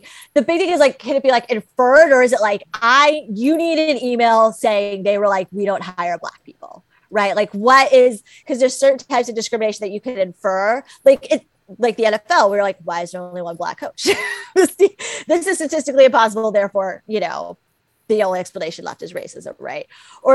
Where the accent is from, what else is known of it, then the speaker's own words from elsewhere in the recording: South Florida, United States; moved away; I grew up in South Florida